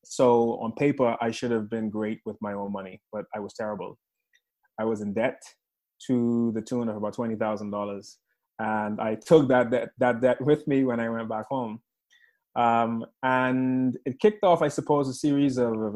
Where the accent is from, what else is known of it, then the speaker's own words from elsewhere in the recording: Bahamas; moved away as an adult; also born or lived in Chicago, United States; now in United Kingdom; I was born in the Bahamas, mm-hmm. Born and raised there